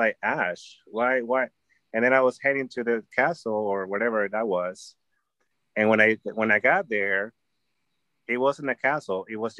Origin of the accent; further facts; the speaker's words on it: Los Angeles, California, United States; I'm like, from L.A., from the Valley, from L.A., you know, or where I live here, there.